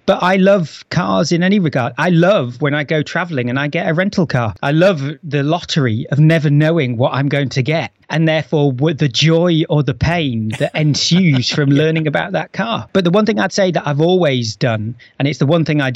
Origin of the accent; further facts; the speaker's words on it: the north of England, United Kingdom; I'm from the north of England